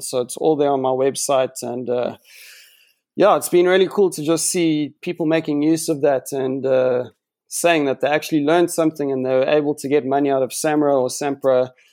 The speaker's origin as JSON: {"language": "English", "town": "Johannesburg", "region": "Gauteng", "country": "South Africa", "tie": "born or raised there", "moved": "as an adult", "lives_now": "Cape Town, South Africa", "said": "I grew up in Jo'burg for eighteen years"}